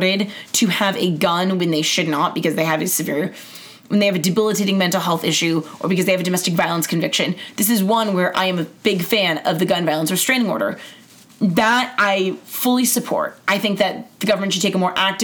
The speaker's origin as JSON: {"language": "English", "town": "Los Angeles", "region": "California", "country": "United States", "said": "I am from Los Angeles"}